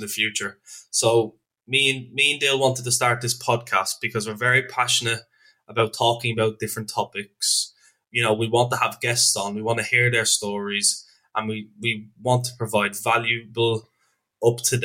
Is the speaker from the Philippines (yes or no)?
no; Ireland; also born or lived in North Wales; now in United Kingdom; I'm originally from Ireland, but I live in North Wales.